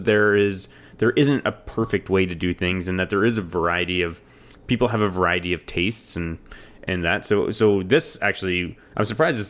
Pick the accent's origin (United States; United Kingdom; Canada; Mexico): Canada; We're Canadian.